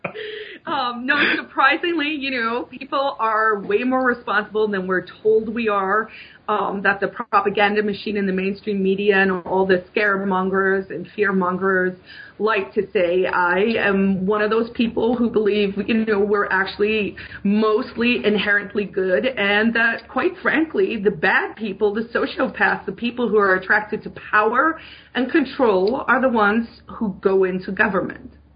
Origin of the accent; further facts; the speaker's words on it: South Africa; moved away as an adult; now in New Hampshire, United States; I'm I'm an immigrant. I moved to America from South Africa. I grew up in a police state under the apartheid regime